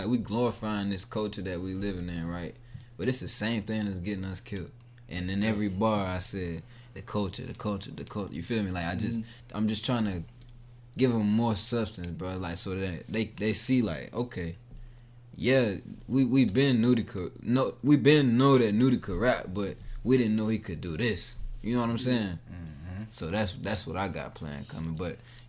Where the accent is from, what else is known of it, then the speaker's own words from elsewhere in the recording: Durham, North Carolina, United States; I've been in Durham for shit since second grade, back and forth. I never claimed to be a Raleigh